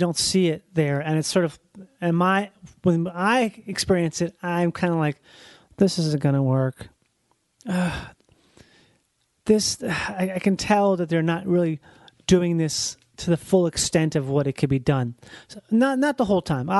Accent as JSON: {"language": "English", "town": "Rochester", "region": "Minnesota", "country": "United States", "tie": "born or raised there", "said": "I grew up in Rochester, Minnesota"}